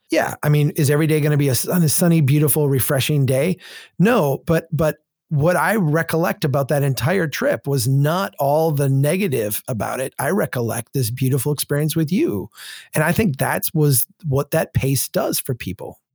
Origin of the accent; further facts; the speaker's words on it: Minnesota, United States; I'm from Minnesota